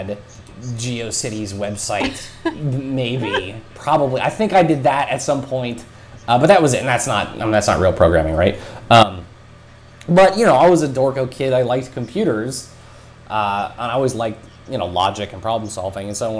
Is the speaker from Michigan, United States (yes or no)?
no; Wyoming, United States; growing up in Wyoming, like there's only one high school in my town